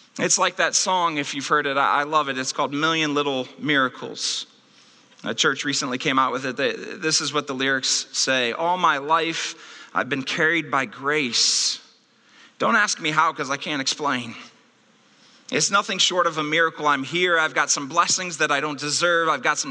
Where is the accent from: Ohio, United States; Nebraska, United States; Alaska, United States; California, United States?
Ohio, United States; Akron; the children's hospital that I was born in Akron, Ohio